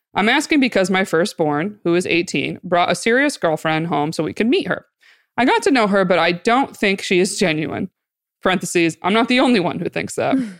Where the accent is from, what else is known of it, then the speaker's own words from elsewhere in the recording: Binghamton, New York, United States; I grew up in Binghamton